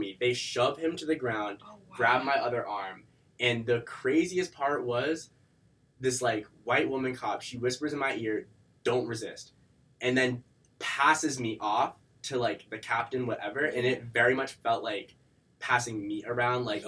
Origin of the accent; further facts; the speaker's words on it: Weymouth, Massachusetts, United States; also born or lived in Boston; I'm from Boston. Um, I lived in Boston for a little bit when I was younger, but I uh, mainly live in like a South Shore uh, suburb town.